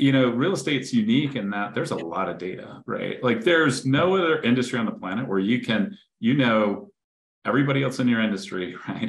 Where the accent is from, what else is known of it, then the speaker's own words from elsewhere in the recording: Greensboro, North Carolina, United States; I grew up in Greensboro, North Carolina